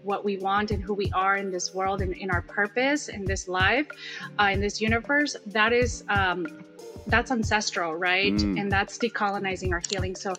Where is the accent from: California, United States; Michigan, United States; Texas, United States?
California, United States; Salinas; now in San Francisco, United States; where I'm from Salinas, California